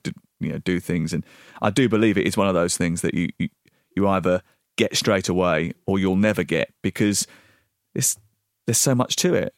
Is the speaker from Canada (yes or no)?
no; southeast London, United Kingdom; moved away as an adult; also born or lived in Dartford / Orpington / Bromley / Portsmouth; from southeast London. I b, was born in Dartford. I lived in Orpington